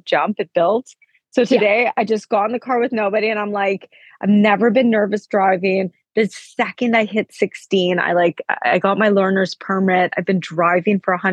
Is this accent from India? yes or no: no; Canada; now in Oslo, Norway; I'm Canadian